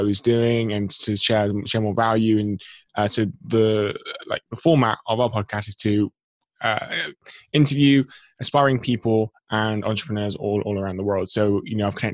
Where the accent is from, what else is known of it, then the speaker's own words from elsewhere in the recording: England, United Kingdom; I'm born and bred in England, 23 years of age.